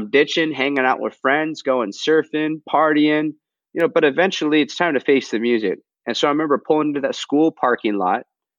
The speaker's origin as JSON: {"language": "English", "region": "Southern California", "country": "United States", "tie": "born or raised there", "said": "my hometown, Southern California"}